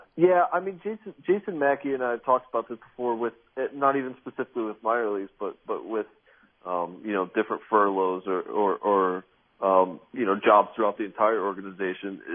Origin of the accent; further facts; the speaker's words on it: Grand Rapids, Michigan, United States; I grew up in Grand Rapids, Michigan